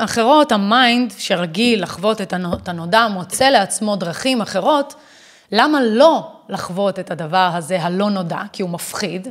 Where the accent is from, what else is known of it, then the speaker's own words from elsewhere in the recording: Israel; אני ישראלית. זה סמליות למציאות שלי שאני חיה בארץ ישראל וזו המדינה שלי